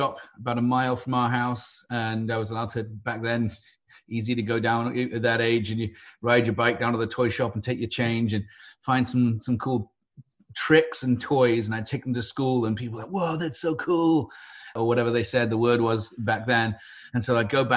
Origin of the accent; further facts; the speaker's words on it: United Kingdom; now in San Diego, United States; I grew up in the UK. So I'm a Brit by birth, American by choice